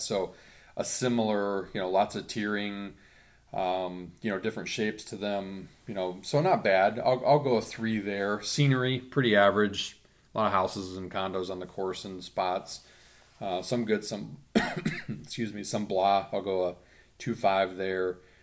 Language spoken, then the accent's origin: English; Central Indiana, United States; growing up in Central Indiana